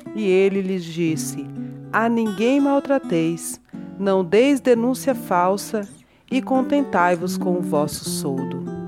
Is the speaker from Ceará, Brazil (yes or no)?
yes; Orós, Ceará, Brazil; now in Goiânia, Brazil; Sou cearense, natural de Oróis, né, no sertão do Ceará.